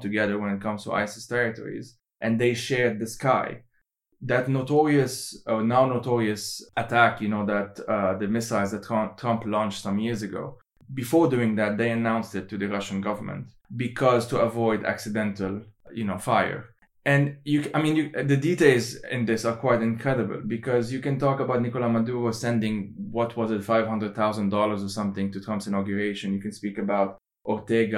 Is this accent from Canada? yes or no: no; Lebanon; I am from Lebanon